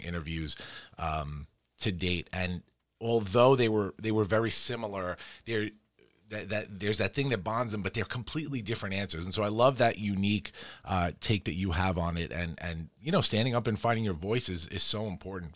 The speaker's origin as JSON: {"language": "English", "town": "New York City", "region": "New York", "country": "United States", "also_born_or_lived": "Long Island", "moved": "yes", "said": "I'm from Queens originally and then moved out to, to the island"}